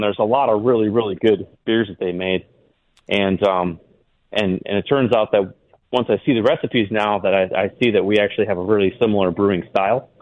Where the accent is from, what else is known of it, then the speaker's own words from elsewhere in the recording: Wisconsin, United States; moved away as an adult; also born or lived in Montana; I grew up in Wisconsin